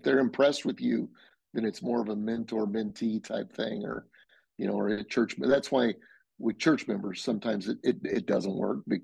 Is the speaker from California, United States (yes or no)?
no; Denver, Colorado, United States; moved away; we're from Denver. And so I'm back a few times